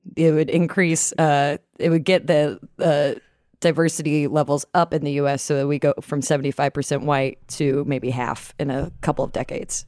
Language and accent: English; Atlanta, Georgia, United States; now in New York, United States; I grew up in Atlanta